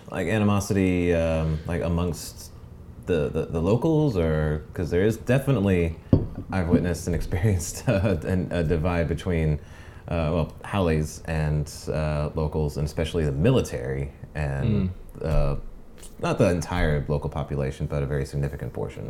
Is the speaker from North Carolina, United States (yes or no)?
yes; North Carolina, United States; moved away as an adult; now in Hawaii, United States; I grew up on the East Coast, uh, North Carolina